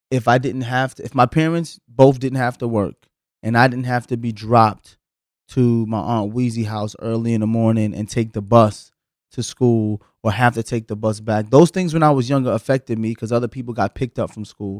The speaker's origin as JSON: {"language": "English", "region": "the South", "country": "United States", "tie": "born or raised there", "said": "growing up in the South"}